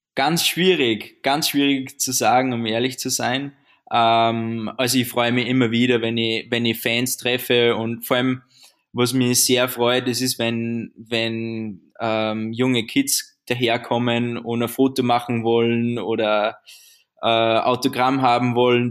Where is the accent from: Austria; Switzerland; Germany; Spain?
Austria; würde ich mal sagen, als Österreicher